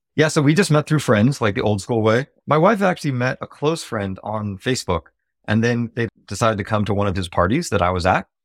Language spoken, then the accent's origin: English; Silicon Valley, California, United States; I grew up in Silicon Valley